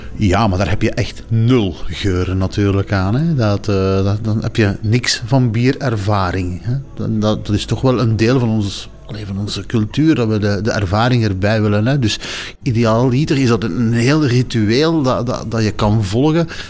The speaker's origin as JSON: {"language": "Dutch", "country": "Belgium", "said": "als Belgen"}